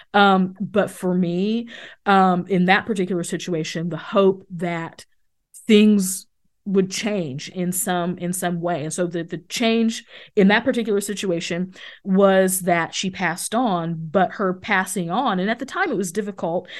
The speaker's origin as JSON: {"language": "English", "region": "Missouri", "country": "United States", "tie": "born or raised there", "said": "I grew up outside of Kansas City"}